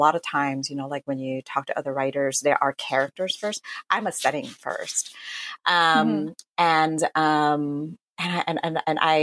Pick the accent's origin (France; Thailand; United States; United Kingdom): Thailand; moved away; I grew up in Thailand, though I'm not Buddhist